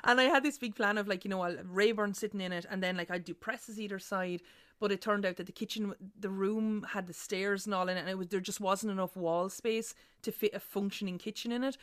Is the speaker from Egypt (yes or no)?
no; Ireland; our legacy as Irish people